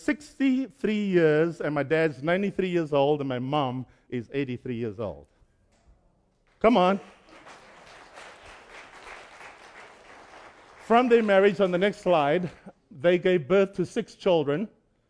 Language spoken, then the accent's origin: English; Cape Town, Western Cape, South Africa; moved away; I was born and raised in Cape Town, South Africa.